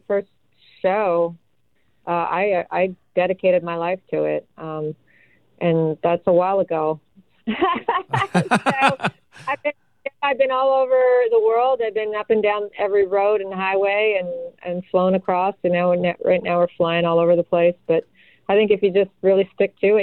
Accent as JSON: {"language": "English", "town": "Ottawa", "region": "Ontario", "country": "Canada", "tie": "born or raised there", "also_born_or_lived": "Vancouver / Austin, Texas", "moved": "yes", "said": "I grew up in Ottawa"}